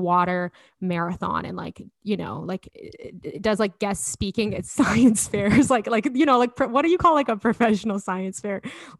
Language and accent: English; Edmonton, Alberta, Canada; accent: Alberta; moved away as an adult; also born or lived in Toronto; I think my Alberta accent's gotten heavier since moving home.